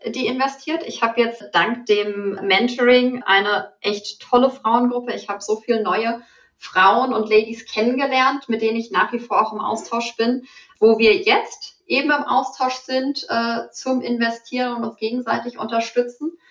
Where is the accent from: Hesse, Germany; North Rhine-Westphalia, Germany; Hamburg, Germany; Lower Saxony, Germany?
Hesse, Germany; Frankfurt; Ich komme ursprünglich aus Frankfurt und da gibt's ja auch sehr stark den Börsenbezug.